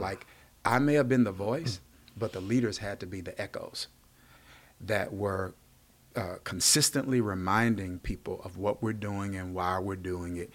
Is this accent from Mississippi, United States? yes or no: yes; Mississippi, United States; I grew up in Mississippi